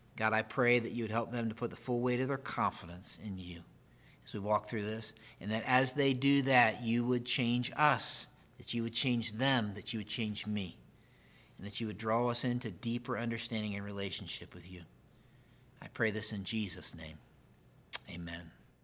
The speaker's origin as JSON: {"language": "English", "region": "Pennsylvania", "country": "United States", "tie": "born or raised there", "said": "I grew up in Pennsylvania."}